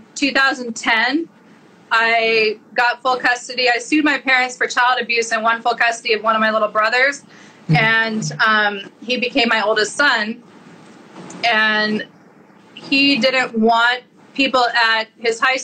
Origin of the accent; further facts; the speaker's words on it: Montana, United States; I'm from Montana